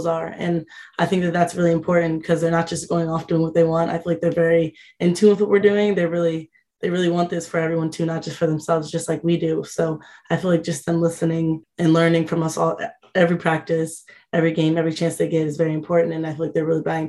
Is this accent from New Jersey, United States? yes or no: yes; New Jersey, United States; to be home and being able to have all family come